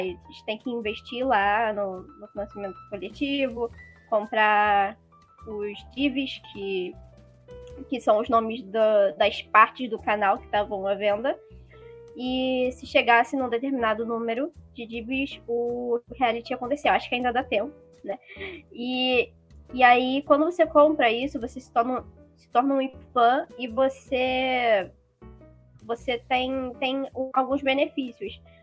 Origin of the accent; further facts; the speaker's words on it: Rio de Janeiro, Brazil; eu sou, sou do Rio de Janeiro, eu tenho 19 anos